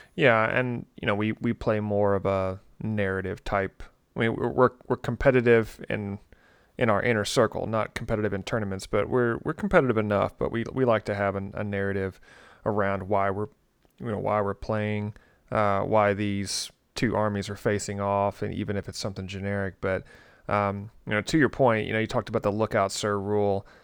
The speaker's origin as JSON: {"language": "English", "region": "Tennessee", "country": "United States", "said": "I'm from Tennessee"}